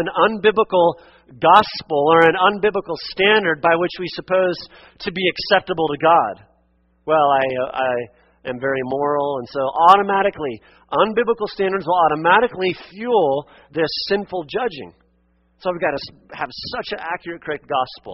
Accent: Western Oregon, United States; where I grew up in Western Oregon

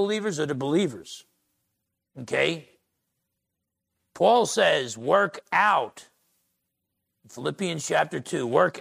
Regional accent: Essex County, New Jersey, United States; I grew up in Essex County, New Jersey

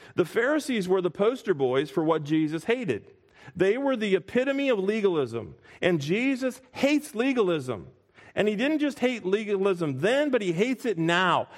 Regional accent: Springfield, Illinois, United States; I grew up in Springfield, Illinois

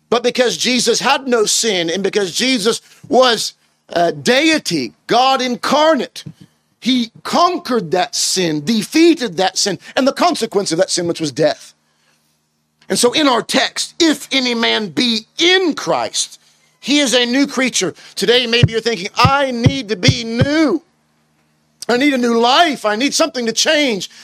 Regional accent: United States; moved away as an adult; now in United Kingdom; I'm originally from the States.

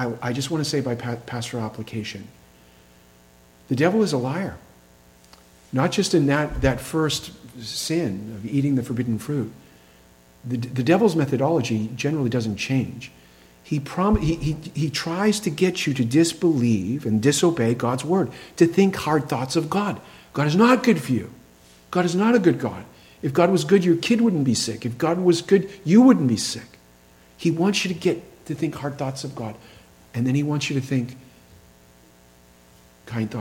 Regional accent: Massachusetts, United States; we had a large Jewish population in my town in Massachusetts

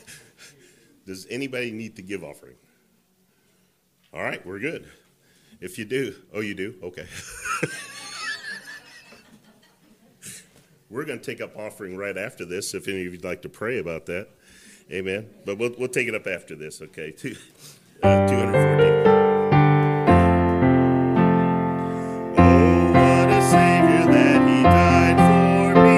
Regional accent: Colorado, United States; growing up in Colorado, they would talk about zephyrs

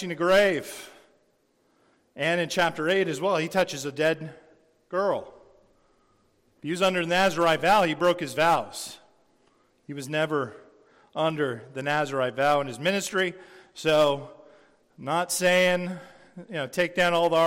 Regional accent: San Diego, California, United States; I grew up in San Diego, and my dad was a captain in the Navy

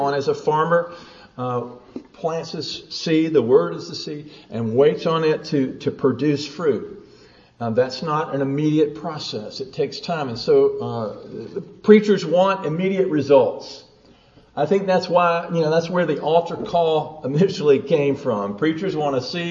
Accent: the South, United States; I grew up in the South

